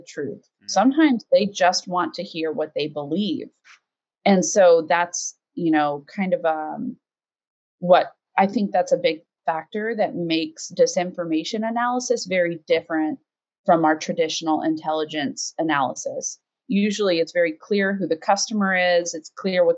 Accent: United States; as an American

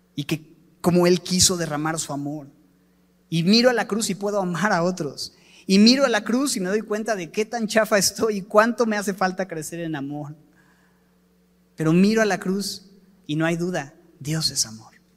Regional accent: Mexico; aquí es donde yo vivo y soy mexicano y a mucha honra

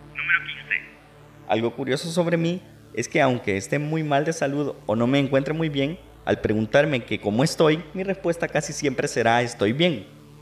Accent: Mexico

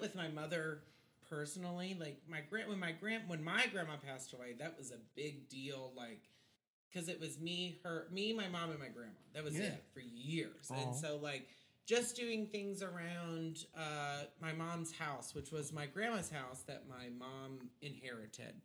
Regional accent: Texas, United States; I was born in Texas.

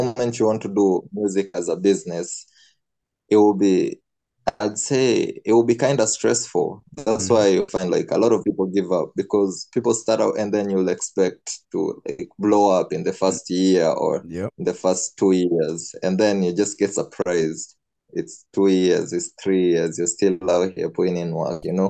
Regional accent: Nairobi, Kenya; I'm from Nairobi, Kenya

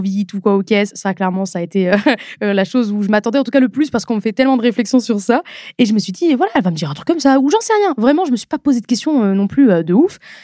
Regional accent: Nord-Pas-de-Calais, Hauts-de-France, France; also born or lived in Lens; now in Paris region, France; À la base, j'ai grandi, je suis née à Lens. Et ensuite, après mes deux ans, on est parti vivre à Hambourg. Et euh, c'est vraiment dans le Nord-Pas-de-Calais

